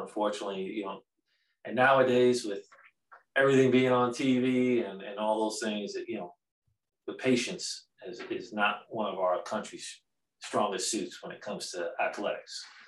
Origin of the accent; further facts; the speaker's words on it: Long Island, New York, United States; moved away as an adult; being a New York kid growing up in Long Island